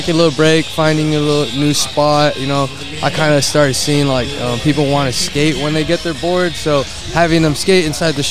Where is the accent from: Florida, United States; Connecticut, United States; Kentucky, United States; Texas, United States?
Texas, United States; McAllen; also born or lived in Edinburg, Texas; I was born in McAllen.